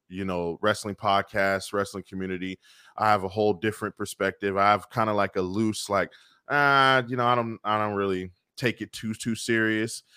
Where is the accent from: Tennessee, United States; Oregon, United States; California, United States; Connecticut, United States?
California, United States; Bay Area; growing up in the Bay Area